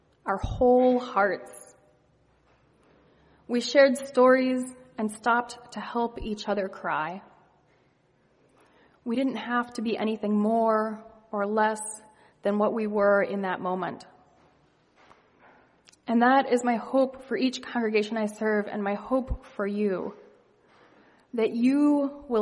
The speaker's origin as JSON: {"language": "English", "region": "Ohio", "country": "United States", "tie": "born or raised there", "moved": "as an adult", "lives_now": "Boston, United States", "said": "I was raised in Ohio, and I moved to Boston for college about almost 20 years ago"}